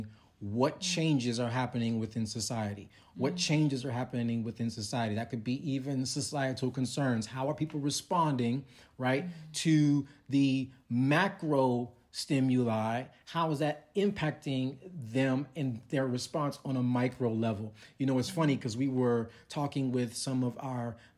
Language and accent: English; Chicago, Illinois, United States; moved away; also born or lived in Texas; I'm from Chicago